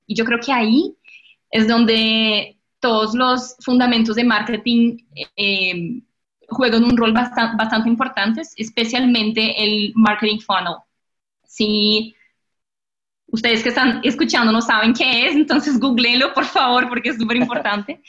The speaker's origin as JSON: {"language": "Spanish", "country": "Brazil", "tie": "born or raised there", "accent": "portuñol", "second_language": "Spanish", "moved": "as an adult", "lives_now": "Colombia", "said": "yo nací y crecí en Brasil"}